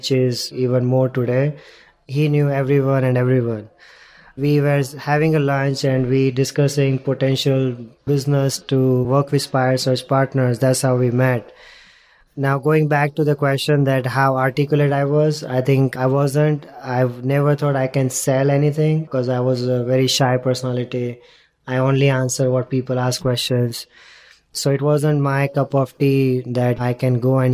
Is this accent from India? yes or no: yes; India; moved away as an adult; also born or lived in London; born and brought up in India, went to London for my studies, and then decided to come here